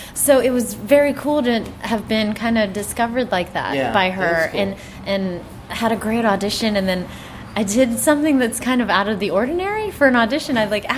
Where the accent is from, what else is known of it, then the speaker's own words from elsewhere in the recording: Pittsburgh, Pennsylvania, United States; I'm from Pittsburgh, Pennsylvania